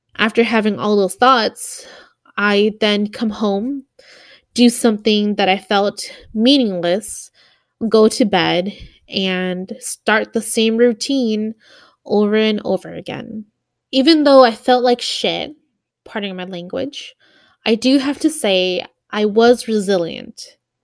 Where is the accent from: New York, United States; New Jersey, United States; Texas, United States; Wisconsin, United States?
Wisconsin, United States; Milwaukee; moved away as an adult; We're originally from Milwaukee, Wisconsin